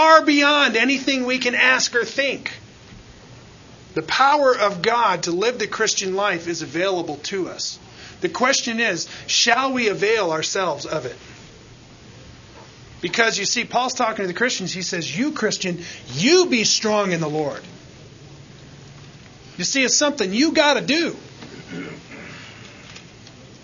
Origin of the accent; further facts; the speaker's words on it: United States; we have it so good in the safety and the freedom that we have as American citizens